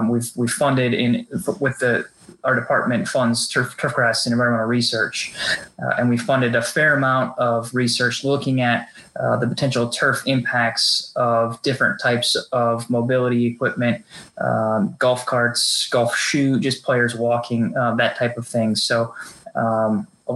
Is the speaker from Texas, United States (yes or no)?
no; Sheboygan, Wisconsin, United States; I grew up in Sheboygan, Wisconsin